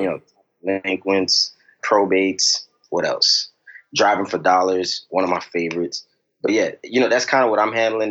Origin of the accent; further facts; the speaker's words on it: New York City, New York, United States; now in Richmond, United States; I'm originally from Brooklyn, New York, you know, and uh, growing up, you know, my family was was always around